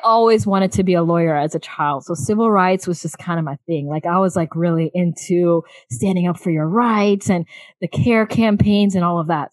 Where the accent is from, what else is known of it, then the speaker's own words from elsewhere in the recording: South Florida, United States; many age brackets um, of my life growing up in South Florida